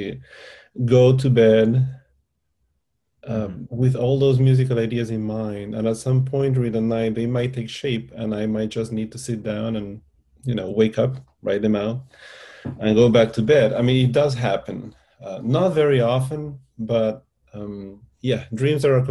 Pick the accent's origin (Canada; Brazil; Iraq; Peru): Peru; Lima; English is a second language; moved away as an adult; also born or lived in Miami; I was born in Lima, Peru. My parents are from Lima as well. And we lived in Miami for 1 year, actually, when I was a child